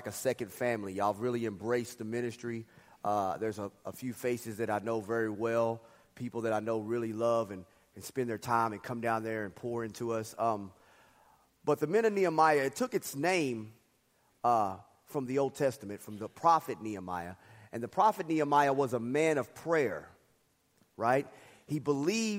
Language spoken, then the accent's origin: English; Dallas, Texas, United States; I grew up in Dallas